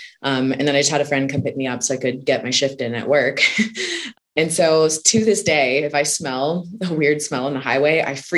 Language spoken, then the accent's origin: English; Houston, Texas, United States; I grew up in Houston, Texas.